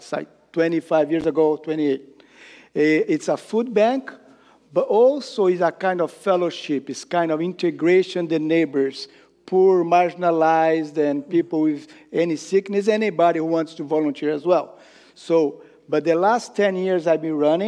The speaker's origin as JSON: {"language": "English", "country": "Brazil", "second_language": "English", "moved": "as an adult", "lives_now": "Hamilton, Canada", "said": "I'm originally from Brazil"}